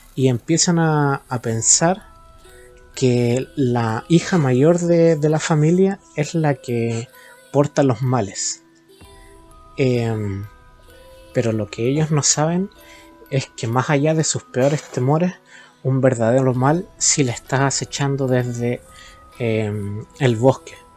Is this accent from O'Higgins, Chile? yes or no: yes; Rancagua, O'Higgins, Chile; soy de Rancagua